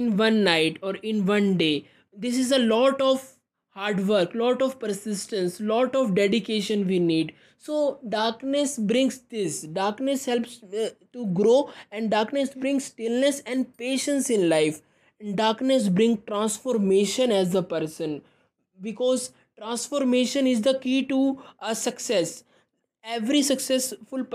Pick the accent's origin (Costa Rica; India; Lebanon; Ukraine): India; I am from India